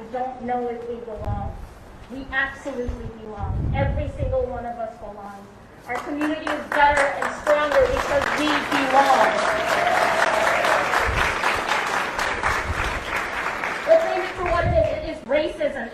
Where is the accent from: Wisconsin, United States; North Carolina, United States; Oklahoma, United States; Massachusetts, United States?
Wisconsin, United States; Madison; born and raised in Madison, Wisconsin. I am a very proud Wisconsinite